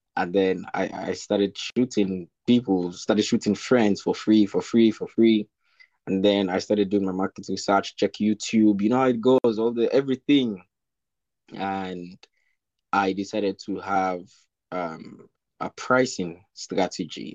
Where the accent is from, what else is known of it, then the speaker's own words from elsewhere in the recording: Sierra Leone; moved away as an adult; now in Nanjing, China; I'm from Sierra Leone, uh, West Africa